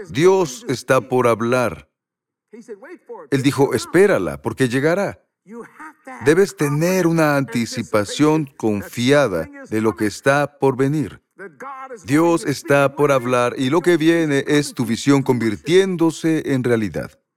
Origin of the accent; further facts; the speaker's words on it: Louisiana, United States; Soy de Luisiana y quiero convertirme en tejano.